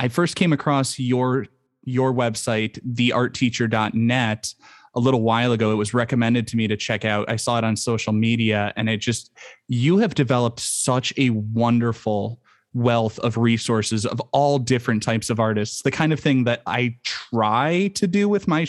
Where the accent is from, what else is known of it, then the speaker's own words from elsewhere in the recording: United States; accent: American; my American accent